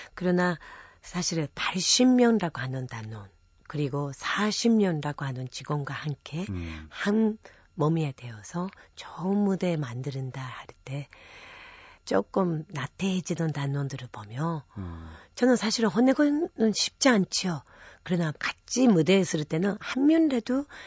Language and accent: Korean; Japan; Korean is a second language; moved away as an adult; now in South Korea; 제가 일본에서 태어나서 어, 대학교까지 학창 시절을 일본에서 보냈죠